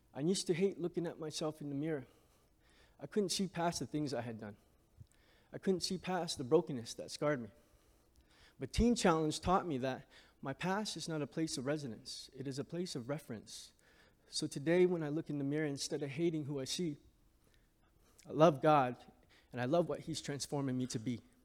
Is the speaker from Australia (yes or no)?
no; Hamilton, Ontario, Canada; I grew up in Hamilton, Ontario, surrounded by housing projects.